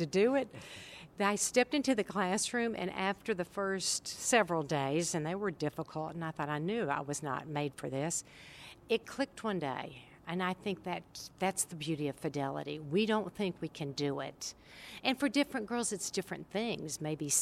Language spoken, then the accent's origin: English; Oak Ridge, Tennessee, United States; born or raised there